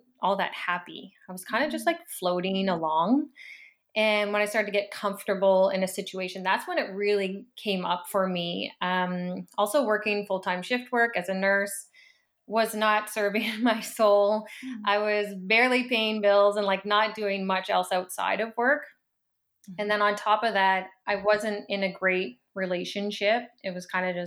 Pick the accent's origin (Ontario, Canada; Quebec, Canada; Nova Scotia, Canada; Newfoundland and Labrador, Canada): Nova Scotia, Canada; Annapolis Valley; moved away as an adult; now in Halifax, Canada; I grew up, I would say, like a pretty like typical small town life. I'm from the Annapolis Valley